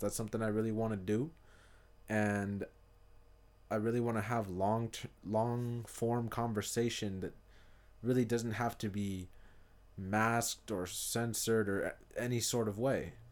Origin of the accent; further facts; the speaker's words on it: Hayward, California, United States; also born or lived in Fremont / Union City; South Hayward was, was where I'm from